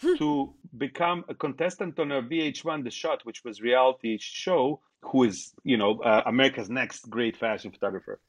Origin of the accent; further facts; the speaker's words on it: Bosnia & Herzegovina; now in United States; I was born in Bosnia